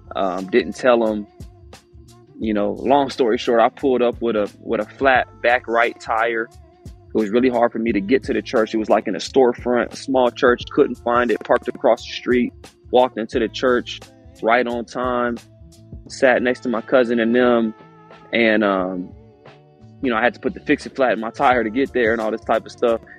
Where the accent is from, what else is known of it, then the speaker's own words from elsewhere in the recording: Houston, Texas, United States; I'm from Houston